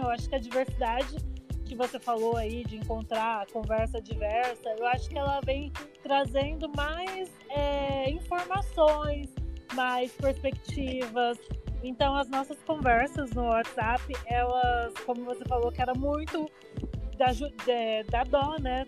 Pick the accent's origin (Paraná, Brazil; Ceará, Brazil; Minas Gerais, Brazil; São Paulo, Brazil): São Paulo, Brazil; Barueri; Eu sou natural de Barueri, São Paulo, Zona Oeste.